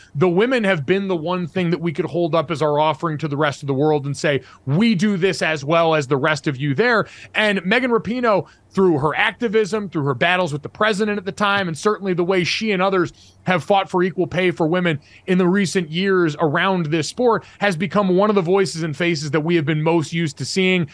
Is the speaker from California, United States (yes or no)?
no; Connecticut, United States; growing up in New England, growing up in Connecticut